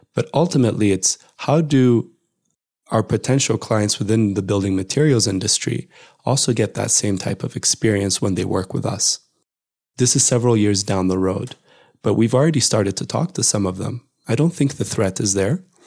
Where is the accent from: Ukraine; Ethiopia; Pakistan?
Ethiopia; Addis Ababa; moved away as an adult; also born or lived in United States; my hometown of Addis